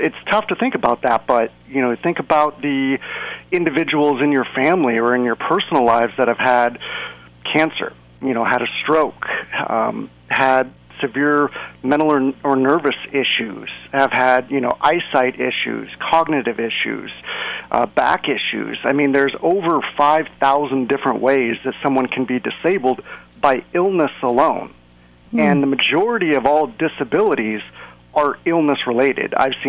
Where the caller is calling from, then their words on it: Seattle, Washington, United States; And I'm coming from Seattle, and it is actually dry up here.